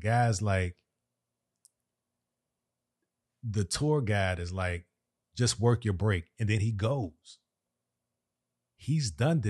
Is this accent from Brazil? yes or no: no; Jamaica; I'm from Yard.